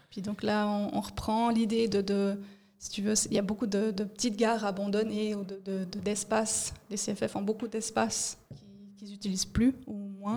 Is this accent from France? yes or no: no; Fribourg, Switzerland; moved away as an adult; also born or lived in Bern / Zurich; fribourgeoise, j'ai grandi à Fribourg